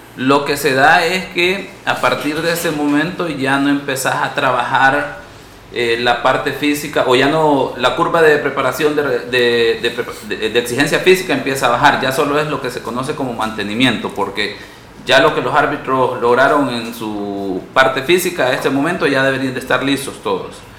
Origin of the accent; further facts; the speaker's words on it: San Miguel, El Salvador; also born or lived in San Salvador; nací en San Salvador, pero por cuestiones allá de los 80 de, la situación social del país, pues nos tuvimos que, que mover a San Miguel